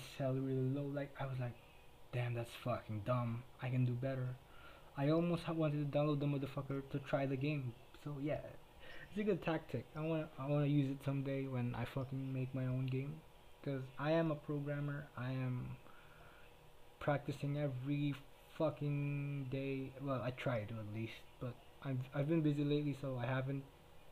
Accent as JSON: {"language": "English", "country": "Philippines", "first_language": "Tagalog", "second_language": "English", "said": "everybody here speaks Filipino, everybody here speaks Tagalog, so yeah, I speak in fucking in my native tongue"}